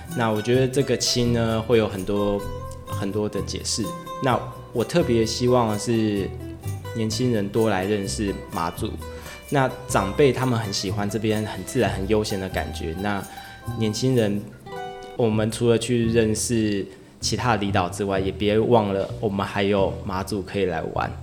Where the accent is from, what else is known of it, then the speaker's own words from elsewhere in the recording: Taoyuan, Taiwan; moved away as an adult; now in Matsu, Taiwan; 我们是在桃园出生的当地人